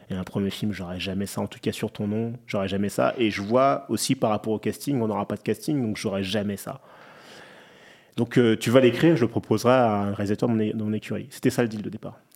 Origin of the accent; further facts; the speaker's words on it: Clichy, Île-de-France, France; je viens d'un quartier bah, du Clichy-la-Garenne, c'est proche de Paris, en banlieue